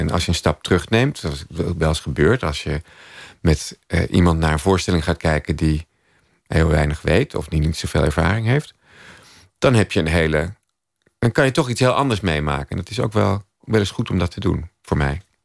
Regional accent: Amstelveen, North Holland, Netherlands; in Amstelveen waar, waar ik opgroeide

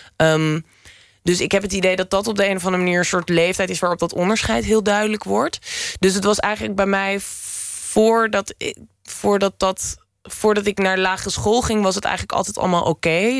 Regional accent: Lelystad, Flevoland, Netherlands; moved away; also born or lived in Amsterdam; ik ben geboren en getogen in Lelystad

